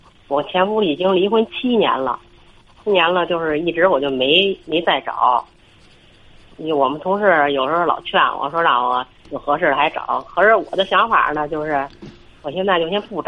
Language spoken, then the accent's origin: Chinese; Beijing, China; 我是北京的。